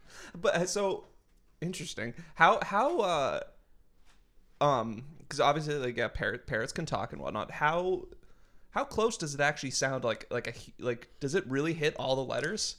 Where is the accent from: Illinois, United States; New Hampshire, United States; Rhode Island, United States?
New Hampshire, United States; I grew up in New Hampshire